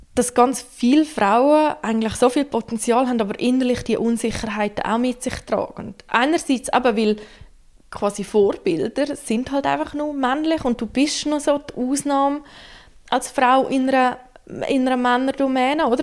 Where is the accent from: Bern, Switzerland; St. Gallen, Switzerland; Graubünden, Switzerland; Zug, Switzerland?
Graubünden, Switzerland; now in Central Switzerland, Switzerland; Ich bin ursprünglich Bündnerin, wohne jetzt aber schon seit einer Weile in der Zentralschweiz